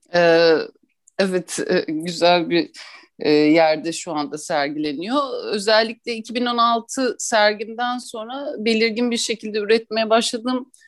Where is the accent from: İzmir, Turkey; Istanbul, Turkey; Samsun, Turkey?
Istanbul, Turkey; ben 1983 yılında İstanbul'da doğdum. Ee, burada doğdum, büyüdüm